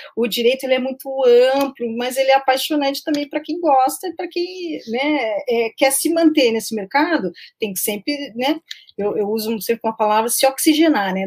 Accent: Curitiba, Paraná, Brazil; eu sou de Curitiba

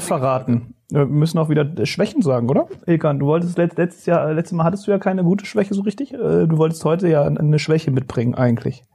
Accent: Berlin, Germany; bei uns in Steglitz

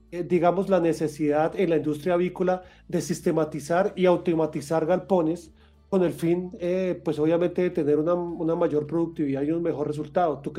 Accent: Colombia

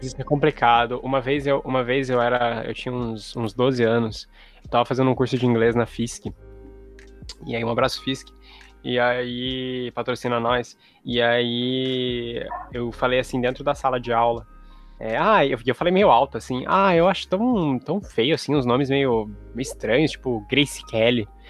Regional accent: Brazil; É português, brasileiro, porque nós somos brasileiros

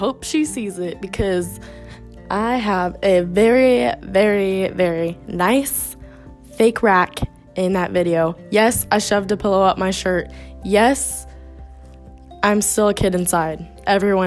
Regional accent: United States; moved away as an adult; now in Italy; we're American

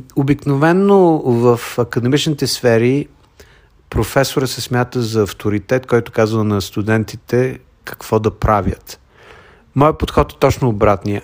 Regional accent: Bulgaria; now in United States; Аз съм българин, въпреки че живея от 33 години в Съединените щати

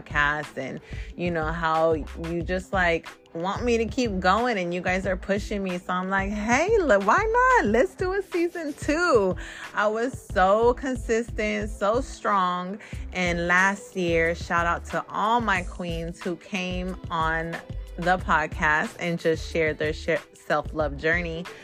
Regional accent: Bay Area, California, United States; I am from the Bay Area, California

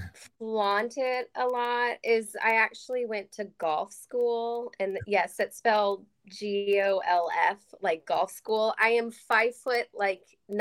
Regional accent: Chicago, Illinois, United States; moved away as an adult; also born or lived in Louisville, Kentucky; now in Texas, United States

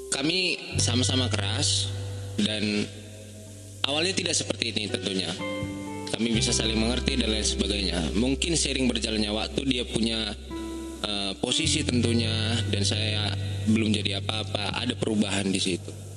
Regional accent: Pematangsiantar, North Sumatra, Indonesia; moved away; also born or lived in Medan; Saya aslinya Siantar.

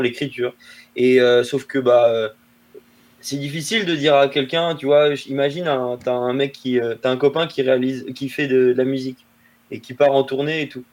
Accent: La Rochelle, Nouvelle-Aquitaine, France; moved away; also born or lived in Rennes / Paris; je viens de La Rochelle, une toute petite ville euh, sur la côte atlantique en France.

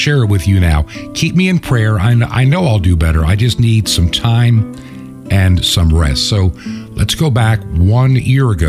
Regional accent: Long Island, New York, United States; growing up on Long Island in New York

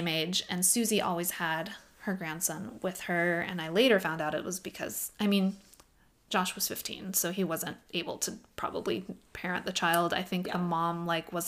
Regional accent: Oak Harbor, Washington, United States; now in Fresno, United States; my hometown

